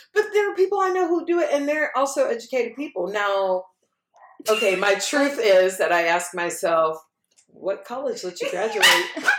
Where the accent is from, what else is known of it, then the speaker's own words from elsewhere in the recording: Texas, United States; I'm like, Texas. They're like, no, but I mean, originally. I'm like, yeah, no, originally I'm from mm-hmm. here.